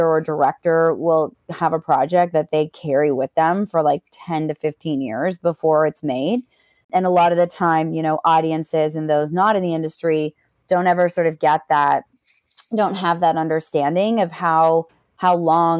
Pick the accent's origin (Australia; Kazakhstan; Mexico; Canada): Canada; growing up in Canada